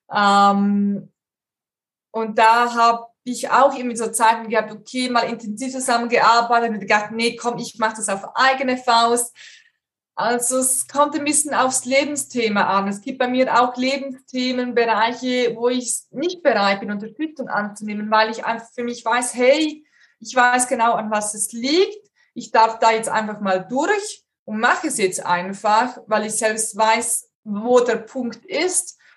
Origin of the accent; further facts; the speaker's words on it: Switzerland; bei uns in der Schweiz